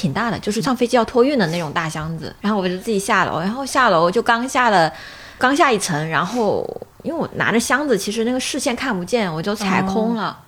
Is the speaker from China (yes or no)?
yes; Liuzhou, Guangxi, China; 我家是柳，我是柳州人